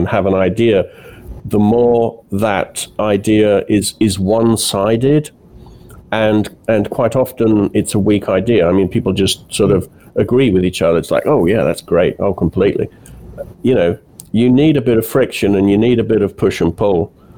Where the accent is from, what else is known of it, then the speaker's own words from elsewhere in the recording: United Kingdom; moved away as an adult; also born or lived in Italy; I grew up in Britain, and in the, you know, I went to school in the 70s and 80s